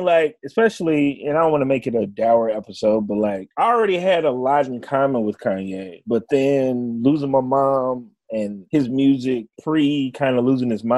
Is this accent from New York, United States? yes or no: no; Chicago, Illinois, United States; I'm from Chicago